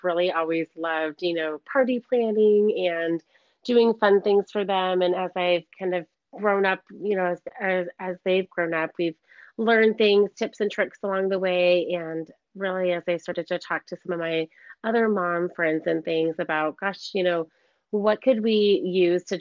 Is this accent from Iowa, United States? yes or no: yes; Iowa City, Iowa, United States; moved away as an adult; now in Scottsdale, United States; I grew up in Iowa City, Iowa, and spent all of my childhood there.